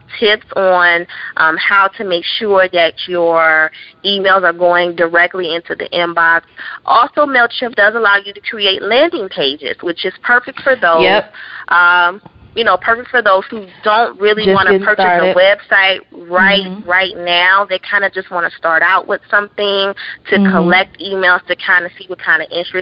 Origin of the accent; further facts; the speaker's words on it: Chicago, Illinois, United States; moved away; back in my hometown, Chicago.